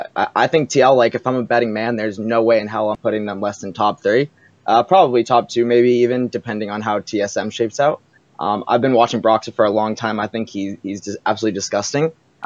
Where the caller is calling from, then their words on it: Portsmouth, New Hampshire, United States; Hey, I'm from New Hampshire.